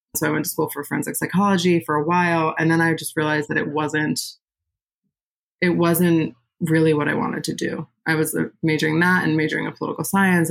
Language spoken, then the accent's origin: English; Westchester, New York, United States; moved away as an adult; now in Brooklyn, United States; I was born in Westchester, New York, which is just outside the city